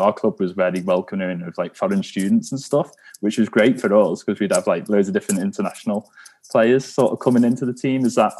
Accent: Ellesmere Port, North West England, United Kingdom; I'm from the Ellesmere Port

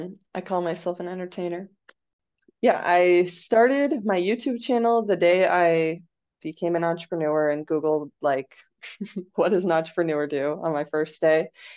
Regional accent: Apopka, Florida, United States; I'm a native of Florida too.

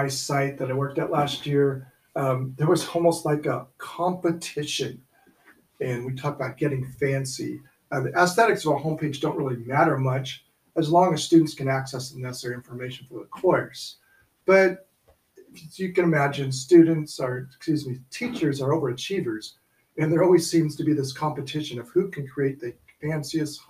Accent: above Sacramento, Northern California, United States; I grew up in Northern California, our trip began at home, and this is above Sacramento

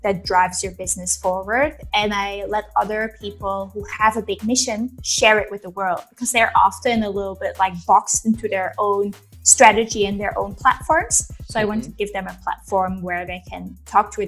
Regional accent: Belgium; moved away as an adult; I'm originally from Belgium, but I've lived in, let's say, 30 different countries in those years

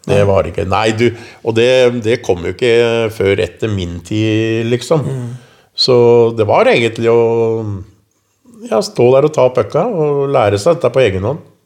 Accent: Oslo, Norway; Lammerset var jo den første drabantbyen. Det var veldig mye unge, vi var mye aktivitet. Jeg spilte jo håndball for Bekkelaget, fotball eh, og hockey for

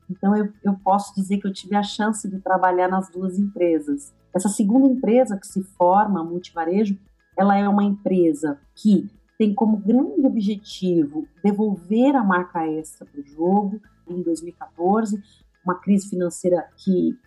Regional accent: ABC Paulista, São Paulo, Brazil; ser uma garota que nasce no ABC

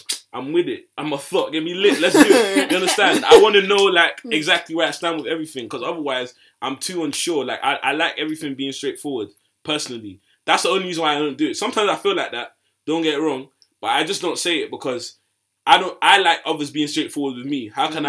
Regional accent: Nigeria; I'm really Nigerian to the core.

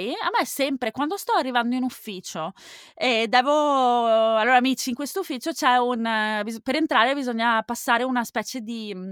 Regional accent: Veneto, Italy; Donato. Di, non di San Donato, no, in provincia di... Oddio, questo è un lapsus. È in provincia di Venezia, non

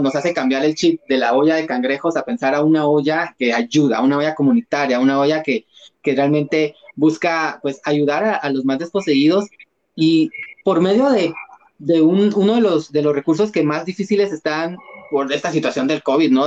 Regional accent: Guatemala; en nuestros psiquis como guatemaltecos

